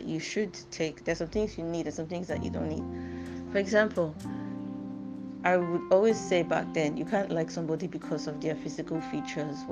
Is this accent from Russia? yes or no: no; Nigeria; I used to read like way too much for my age as a Nigerian at that time